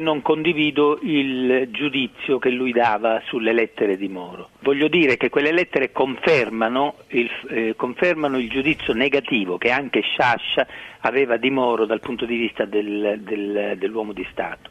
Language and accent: Italian; Sicily, Italy; sono siciliano eh, perché sono nato in Sicilia